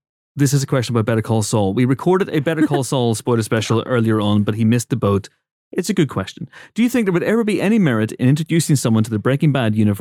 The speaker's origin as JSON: {"language": "English", "region": "Northern Ireland", "country": "United Kingdom", "said": "I come from Northern Ireland"}